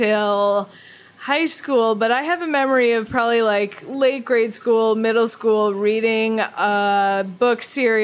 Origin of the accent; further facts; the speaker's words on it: Boston, Massachusetts, United States; I'm from Boston